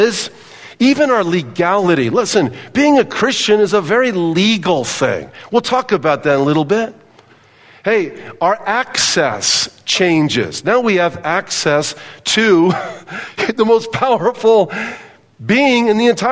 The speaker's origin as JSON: {"language": "English", "region": "Southern California", "country": "United States", "tie": "born or raised there", "said": "I grew up in Southern California on soccer fields and baseball fields and football fields"}